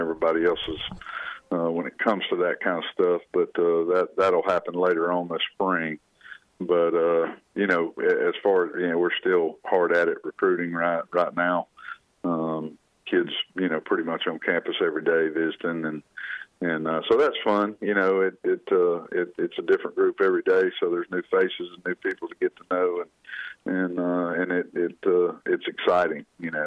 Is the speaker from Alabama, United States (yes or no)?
yes; Montgomery, Alabama, United States; being in my hometown